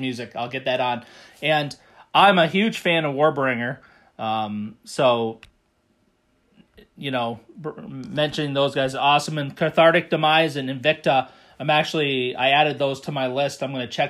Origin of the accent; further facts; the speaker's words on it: United States; accent: American; It's my American accent